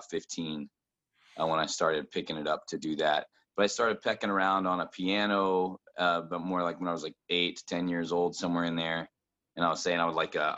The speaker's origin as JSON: {"language": "English", "region": "central Indiana", "country": "United States", "tie": "born or raised there", "also_born_or_lived": "Brownsburg, Indiana / Avon, Indiana / Martinsville, Indiana / Bloomington, Indiana", "said": "I'm not from Columbus. I'm living here now, but I grew up really central Indiana"}